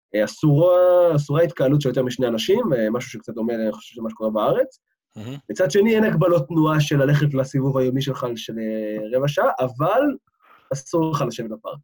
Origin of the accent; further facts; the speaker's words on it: Israel; moved away as an adult; now in London, United Kingdom; בתור ישראלי שחי פה